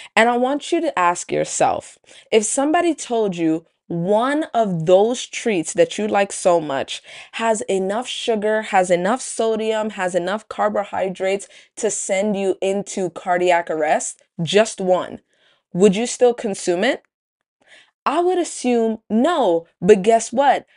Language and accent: English; New York City, New York, United States; Where I grew up in Brooklyn, there just were no Panera Breads around